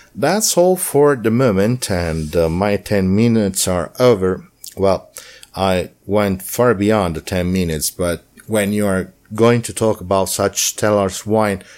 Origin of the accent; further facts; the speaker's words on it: Umbria, Italy; I'm from Umbria